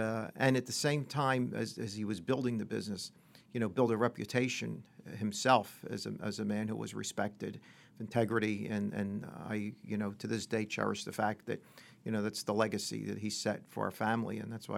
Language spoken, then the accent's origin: English; Pennsylvania, United States; Well, I grew up outside of Philadelphia in the suburbs.